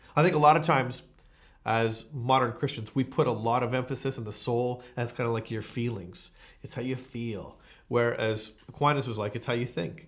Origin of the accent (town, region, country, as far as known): Canada